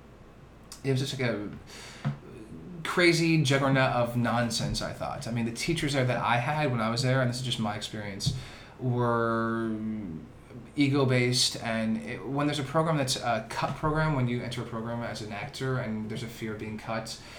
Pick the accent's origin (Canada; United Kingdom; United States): United States; New Jersey; I'm from New Jersey originally.